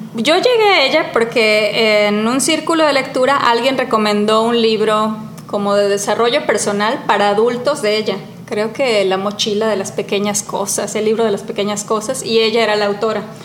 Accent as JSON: {"language": "Spanish", "town": "Cancún", "region": "Quintana Roo", "country": "Mexico", "tie": "born or raised there", "moved": "yes", "said": "Yo lo viví mucho creciendo en Cancún, ¿no? ¿De dónde soy? ¿De aquí o de allá?"}